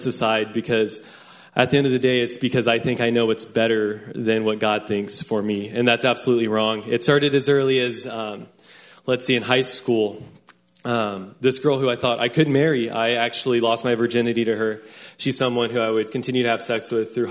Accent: Round Rock, Texas, United States; I grew up in Round Rock, Texas

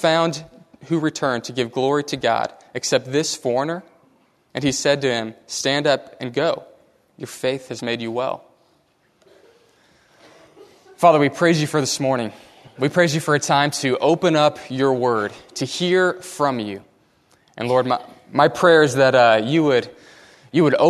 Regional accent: Katy, Texas, United States; I grew up in Katy

